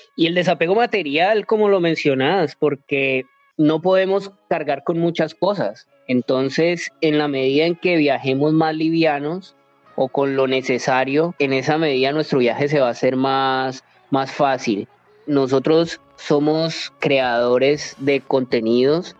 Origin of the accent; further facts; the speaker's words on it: Colombia; moved away as an adult; now in Thailand; Colombia es el país al que siempre va a querer volver, empezando pues porque de allá somos